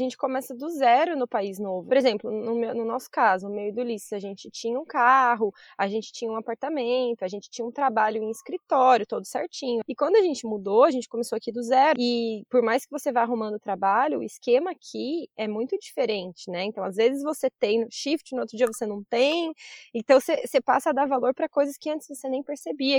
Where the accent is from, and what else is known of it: Brazil; moved away as an adult; now in Australia